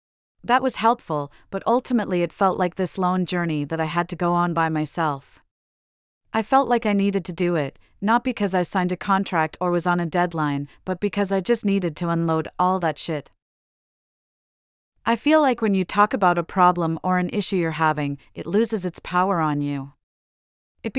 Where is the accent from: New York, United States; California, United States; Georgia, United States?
New York, United States; I grew up in Yorkville, which is much nicer now, but at the time it was very working class, it was still affordable